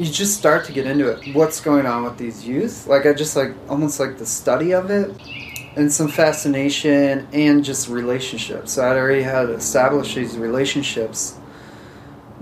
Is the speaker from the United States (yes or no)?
yes; Philadelphia, Pennsylvania, United States; moved away; I grew up around Philadelphia